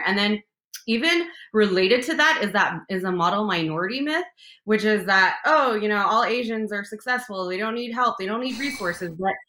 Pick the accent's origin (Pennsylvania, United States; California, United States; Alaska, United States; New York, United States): California, United States; San Gabriel Valley; I grew up in the San Gabriel Valley area, which is an area in Southern California where there's a large majority of Asian population, particularly Chinese and some Vietnamese as well, in my area, San Gabriel Valley.